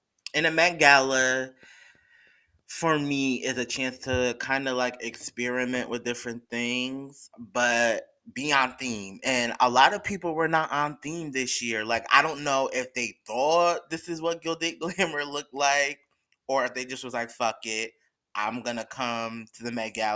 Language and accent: English; New York, United States; I'm from New York, so I get it. I'm not from the city area, but I'm from New York